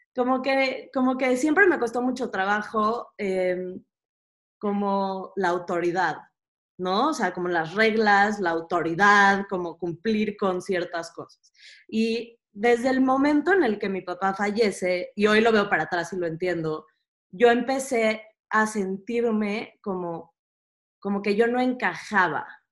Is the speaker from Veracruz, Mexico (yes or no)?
no; Mexico City, Mexico; yo nací en la Ciudad de México, este, en una comunidad bastante chica y bastante cerrada, con una mentalidad muy cerrada. Natalia y yo las dos crecimos en la misma comunidad